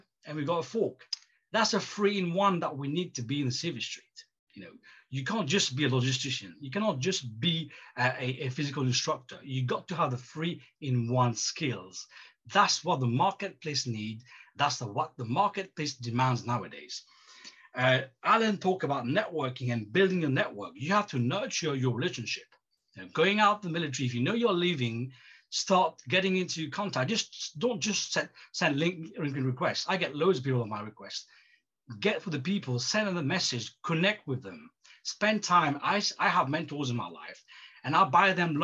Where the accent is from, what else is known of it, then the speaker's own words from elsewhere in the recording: Mauritius; moved away as an adult; I left my home country, Mauritius